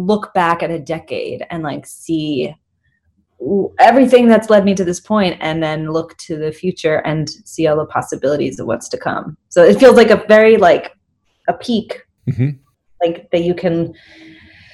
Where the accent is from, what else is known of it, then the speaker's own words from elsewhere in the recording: New York City, New York, United States; also born or lived in London; I grew up in Brooklyn, New York